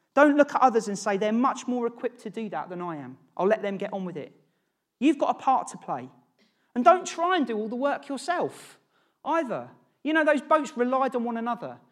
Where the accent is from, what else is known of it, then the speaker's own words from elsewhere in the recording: Norwich, East of England, United Kingdom; moved away as an adult; also born or lived in London; I grew up in Norwich with James.